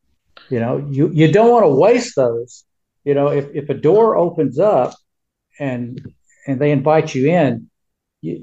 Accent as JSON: {"language": "English", "town": "Jonesboro", "region": "Arkansas", "country": "United States", "tie": "born or raised there", "said": "I am a Jones, and I am from Jonesboro. Jonesboro, Arkansas is about 70 miles northwest of Memphis."}